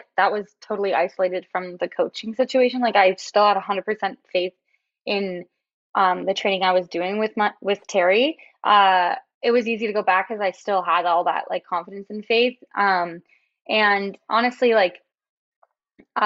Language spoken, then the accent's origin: English; Toronto, Ontario, Canada; I'm from Toronto